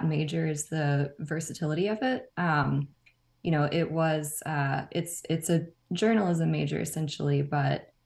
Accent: Nacogdoches, Texas, United States; moved away as an adult; also born or lived in College Station, Texas; now in Austin, United States; I'm from Nacogdoches in East Texas.

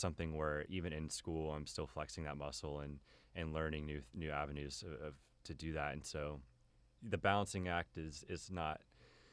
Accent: Keller, Texas, United States; I'm from Keller, which is near Fort Worth, and I grew up there pretty much my entire life

